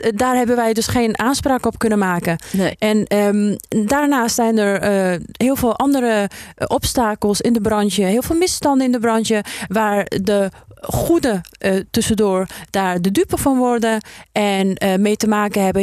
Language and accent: Dutch; Afghanistan; now in Netherlands; Afghanistan zit, eh, in mijn hart omdat, ehm, ik daar geboren ben en omdat mijn roots daar liggen